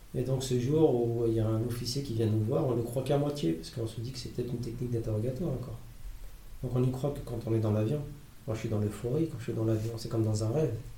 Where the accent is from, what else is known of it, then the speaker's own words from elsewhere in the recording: France; je suis français